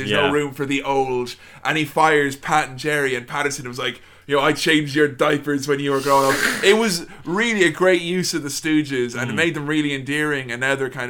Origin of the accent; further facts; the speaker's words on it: Ireland; moved away; my hometown back home in Ireland